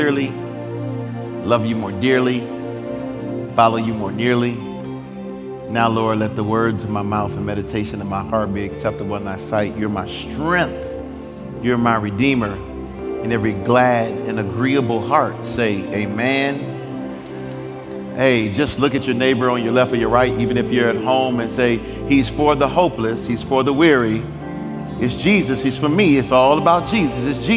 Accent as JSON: {"language": "English", "town": "Detroit", "region": "Michigan", "country": "United States", "tie": "born or raised there", "moved": "yes", "lives_now": "Nashville, United States", "said": "I grew up in Detroit's inner city"}